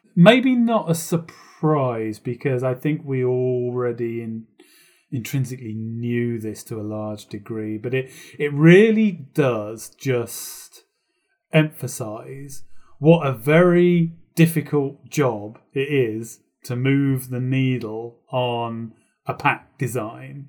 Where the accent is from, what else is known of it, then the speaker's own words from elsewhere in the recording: United Kingdom; a local radio station in the U K near my hometown